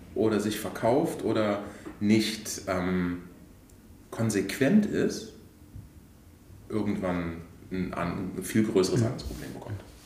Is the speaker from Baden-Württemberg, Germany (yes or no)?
no; Koblenz, Rhineland-Palatinate, Germany; moved away as an adult; also born or lived in Poland; meiner Heimatstadt Koblenz